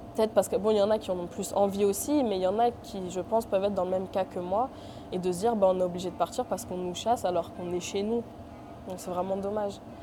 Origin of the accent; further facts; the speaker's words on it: France; je suis née en France, j'ai vécu en France, j'ai tout fait en France.